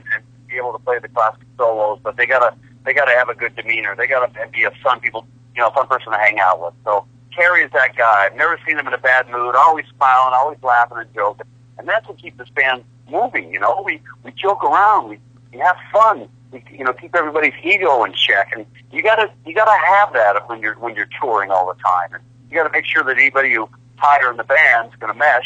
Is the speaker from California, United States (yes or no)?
yes; San Francisco Bay Area, California, United States; my hometown here in the San Francisco Bay Area